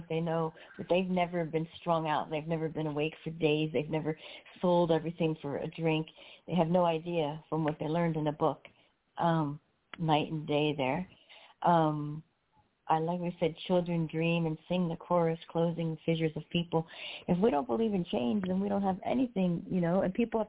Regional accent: New Jersey, United States; I'm from Jersey, you know, we had the big hair and the whole everything that went

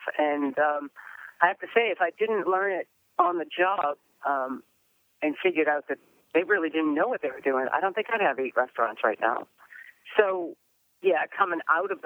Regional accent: New England, United States; I'm from New England

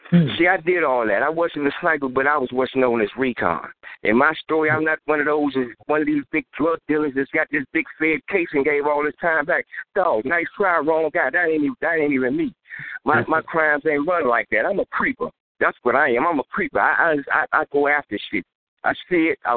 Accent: Washington, District of Columbia, United States; I'm from the District

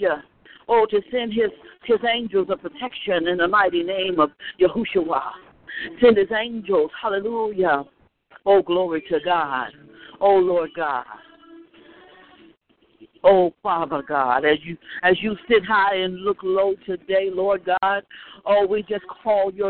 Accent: the South, United States; when we were growing up in the South

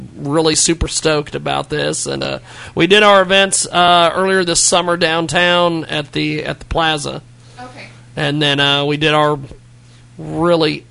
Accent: McPherson, Kansas, United States; grew up in McPherson

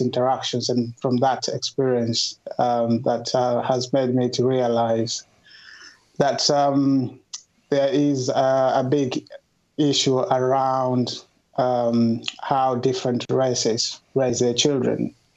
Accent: Kenya; moved away as an adult; now in United Kingdom; I grew up in Kenya. Uh, before moving to the UK uh, a couple of years ago, and I've been living in the UK

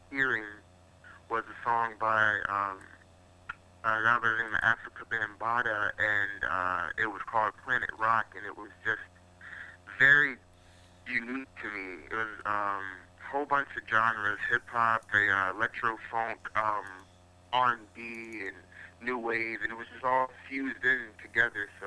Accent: Gloucester, Virginia, United States; am from a small town called Gloucester, Virginia, also known as the 804

